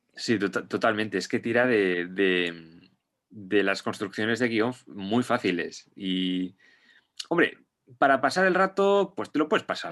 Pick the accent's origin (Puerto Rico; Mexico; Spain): Spain; Basque Country; yo me considero vasco y me considero español porque he nacido en, en País Vasco